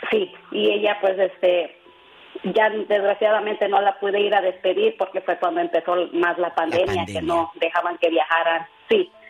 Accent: Tlalchapa, Guerrero, Mexico; yo soy de, cerca de Altamirano Guerrero. Sí. El pueblo se llama Tlalchapa Guerrero.

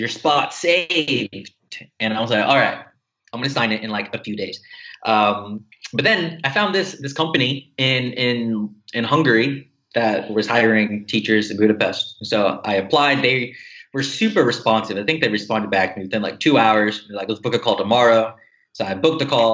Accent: United States; moved away as an adult; I'm Filipino American. So I went to the Philippines like a few times

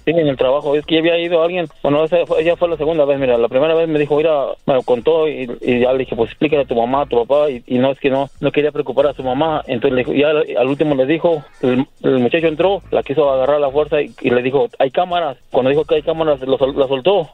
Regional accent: Querétaro, Mexico; moved away; Yo soy de Querétaro

